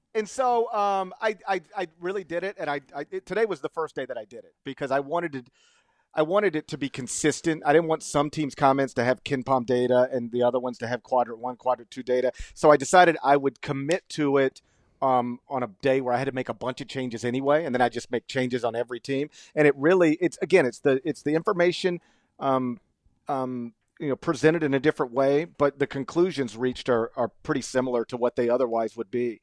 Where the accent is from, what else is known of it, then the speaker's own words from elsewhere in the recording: Mississippi, United States; as a Mississippian